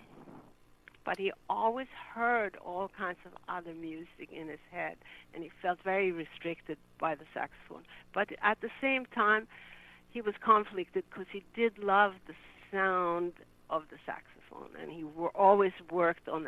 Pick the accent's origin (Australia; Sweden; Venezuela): Sweden; moved away as an adult; I was from Sweden